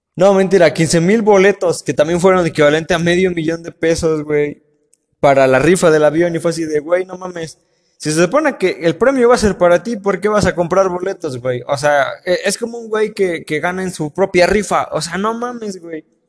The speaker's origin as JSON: {"language": "Spanish", "country": "Mexico", "said": "tenemos que estar orgullosos de ser mexicanos"}